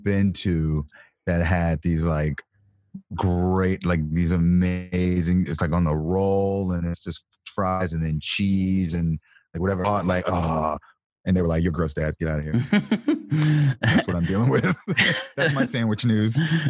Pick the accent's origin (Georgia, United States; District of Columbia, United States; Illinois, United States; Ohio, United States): Illinois, United States; Chicago; I'm not from there. I'm from Chicago.